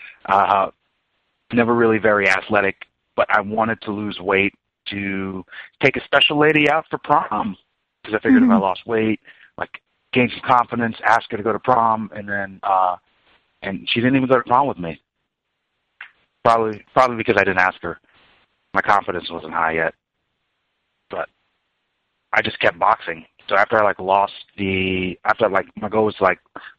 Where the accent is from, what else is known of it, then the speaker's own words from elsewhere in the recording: Long Island, New York, United States; moved away as an adult; also born or lived in Kansas City; now in Lenexa, Kansas, United States; I was originally from Long Island, New York, but I call Kansas City home. I lived in New York till I was about 18